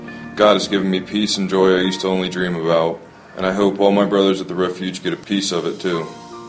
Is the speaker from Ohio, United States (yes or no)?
yes; Ashland, Ohio, United States; I'm 24 from Ashland, Ohio. I'm the youngest of four kids.